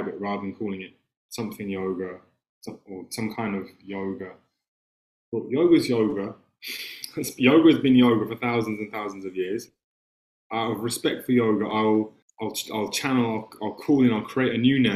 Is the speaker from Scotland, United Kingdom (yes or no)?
no; London, United Kingdom; accent: English; I was born in London in 1985. And I grew up in a very artistic family